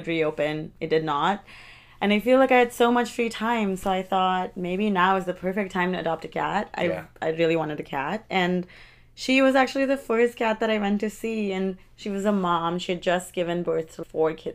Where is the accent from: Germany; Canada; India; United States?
India; Mumbai, Maharashtra; moved away as an adult; now in London, United Kingdom; I'm from Mumbai, India, originally, but I live in London right now.